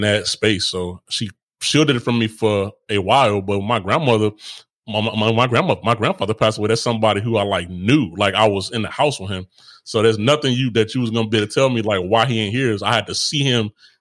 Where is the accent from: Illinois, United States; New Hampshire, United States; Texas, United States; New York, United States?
Illinois, United States; Chicago; also born or lived in Inglewood; I grew up in Chicago